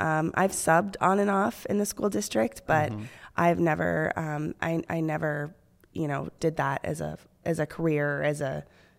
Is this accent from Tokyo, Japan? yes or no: no; Okinawa, Japan; born there; Okinawa, Japan.